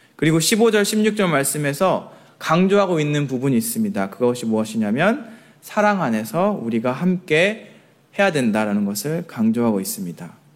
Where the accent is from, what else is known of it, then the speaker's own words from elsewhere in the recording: Jeonju, North Jeolla, South Korea; moved away; 제가 출신이 전주거든요.